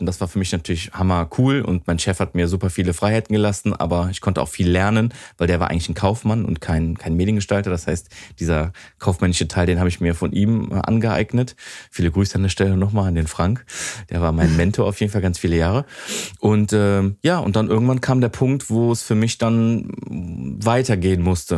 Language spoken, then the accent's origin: German; Wesseling, North Rhine-Westphalia, Germany; Wesseling, Godorf, so das ist genau da, wo ich aufgewachsen bin